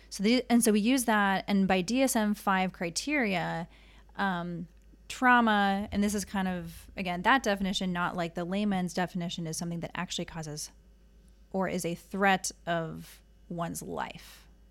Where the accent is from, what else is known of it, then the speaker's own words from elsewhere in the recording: Minneapolis, Minnesota, United States; moved away as an adult; also born or lived in Southern California; now in Honolulu, United States; I was born and raised in the Twin Cities.